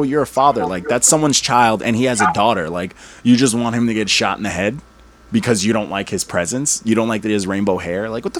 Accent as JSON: {"language": "English", "town": "Brooklyn", "region": "New York", "country": "United States", "said": "Yeah. I'm from New York City. I'm from Brooklyn. Bed-Stuy."}